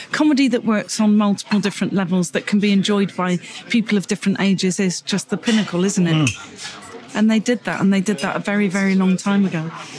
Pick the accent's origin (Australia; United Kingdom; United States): United Kingdom; Gloucester, South West England; I was born in Gloucester.